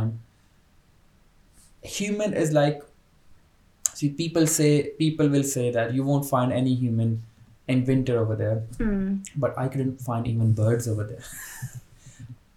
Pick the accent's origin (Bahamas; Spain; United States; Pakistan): Pakistan; moved away as an adult; now in Birmingham, United Kingdom; I'm from Pakistan. So I'm on Tier 2 skilled worker visa in Britain